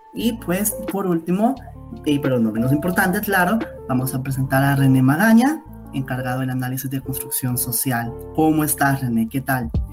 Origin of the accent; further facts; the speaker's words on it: El Salvador; Somos cálidos como salvadoreños y salvadoreñas